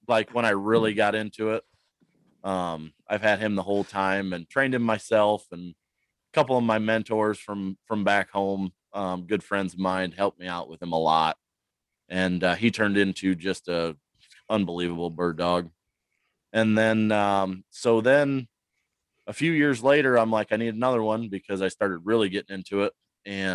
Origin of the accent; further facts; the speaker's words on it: Cedar Rapids, Iowa, United States; now in Northwest Iowa, United States; I'm originally from Cedar Rapids